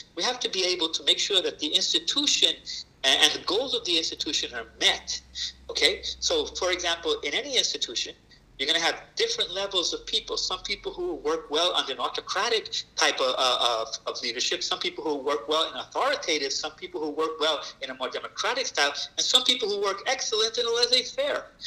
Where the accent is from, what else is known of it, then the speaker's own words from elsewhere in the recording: New York City, New York, United States; I am a Puerto Rican raised in the South Bronx